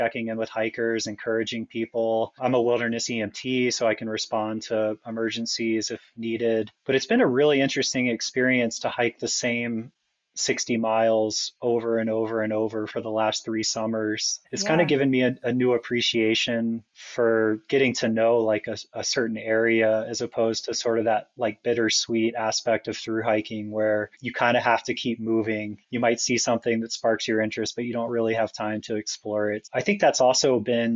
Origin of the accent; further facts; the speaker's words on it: Atlanta, Georgia, United States; I grew up in Atlanta, which, you know, is pretty close to Springer Mountain, the southern terminus